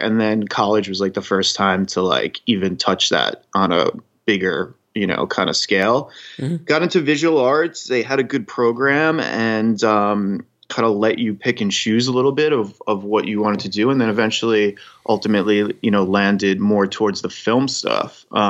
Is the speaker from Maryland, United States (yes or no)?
no; Long Island, New York, United States; now in New York City, United States; I moved to New York City from Long Island originally.